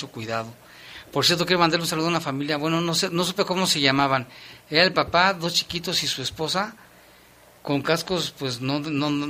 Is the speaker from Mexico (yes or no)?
yes; Mexico; porque créeme que como ciudadano mexicano, como sacerdote diocesano y como cristiano, es un via es un dolor horrible.